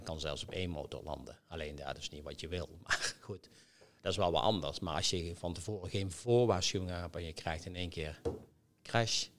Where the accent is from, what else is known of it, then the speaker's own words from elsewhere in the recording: Netherlands; wij als Nederlanders